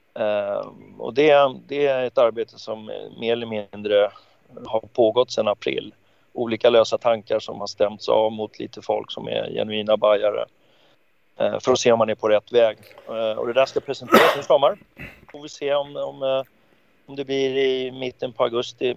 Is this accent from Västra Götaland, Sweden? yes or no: no; Stockholm, Stockholm County, Sweden; jag växte ju upp i Farsta